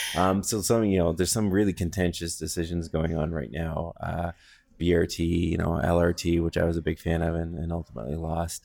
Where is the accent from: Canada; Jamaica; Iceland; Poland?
Canada; Goderich, Ontario; now in London, Canada; I grew up in Goderich, which is not far from here